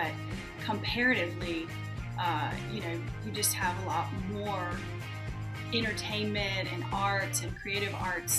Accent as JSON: {"language": "English", "region": "the South", "country": "United States", "said": "And when people would find out that I was from the South, they'd immediately, you know, think that I knew all of these country artists, which I don't."}